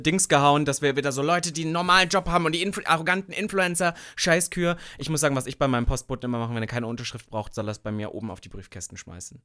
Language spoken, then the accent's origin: German; Sangerhausen, Saxony-Anhalt, Germany; Nordhausen ist in der Nähe von Sangerhausen, wo ich geboren bin